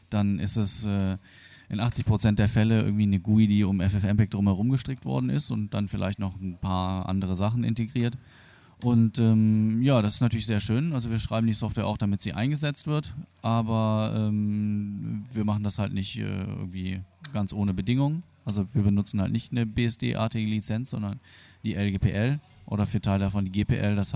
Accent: Germany; born or raised there; also born or lived in Argentina

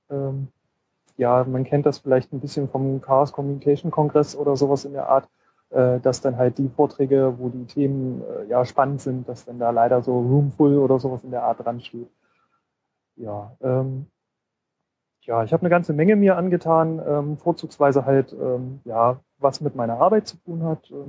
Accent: Leipzig, Saxony, Germany; Also ich komme aus Leipzig, von dem her sind siebeneinhalb Stunden Zugfahrt, aber das geht schon.

